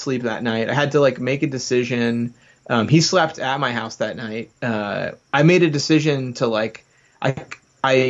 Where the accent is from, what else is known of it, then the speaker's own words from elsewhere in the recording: New Jersey, United States; I'm from South Jersey